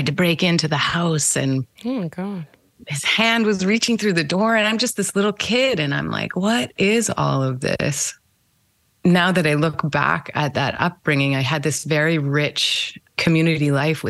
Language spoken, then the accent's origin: English; Winnipeg, Manitoba, Canada; born or raised there; also born or lived in Moose Jaw, Saskatchewan